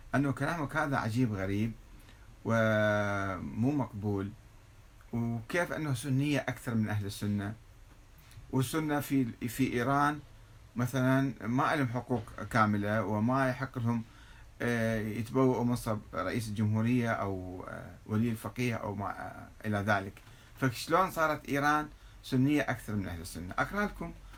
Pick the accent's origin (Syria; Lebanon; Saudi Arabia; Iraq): Iraq; عندنا في العراق